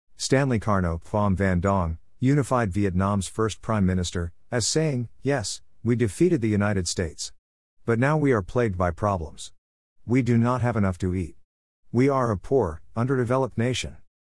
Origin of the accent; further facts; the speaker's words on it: Perth, Western Australia, Australia; As a kid growing up in Perth, Western Australia in the nineteen sixties and seventies